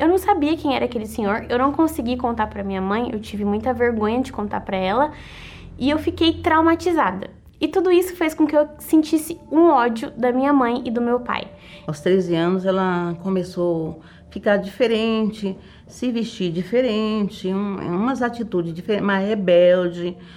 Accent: Osasco, São Paulo, Brazil; born there; eu sou estudante de gestão financeira e nasci em Osasco.

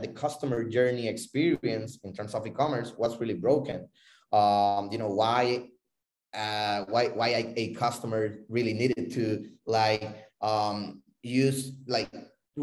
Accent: Puerto Rico; also born or lived in Florida; I'm originally from Puerto Rico. I live between Puerto Rico and Florida

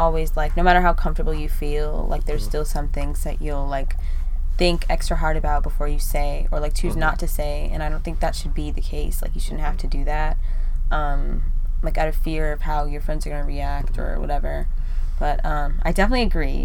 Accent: United States; I'm just Black American

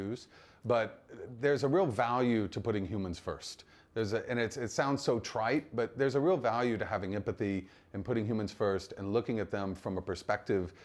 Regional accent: Mississippi, United States; moved away; place like Mississippi where I was born

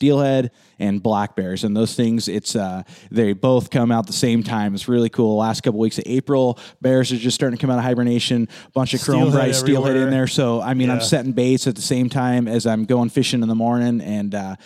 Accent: Southwest Washington, United States; moved away as an adult; now in Alaska, United States; I grew up in Southwest Washington

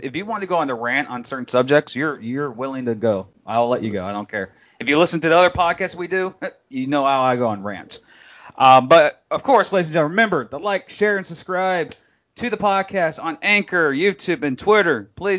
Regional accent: Jacksonville, Florida, United States; they're in my hometown in Duval, right across the street, basically about 2 miles.

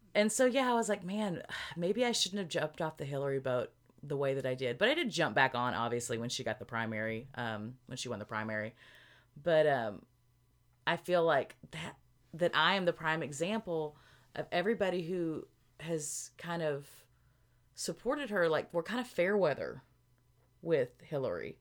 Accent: Arkansas, United States; moved away; we're both from Arkansas

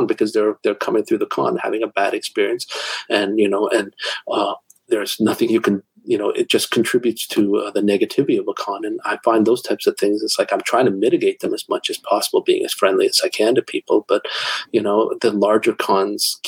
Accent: Toronto, Ontario, Canada; my hometown con in Toronto

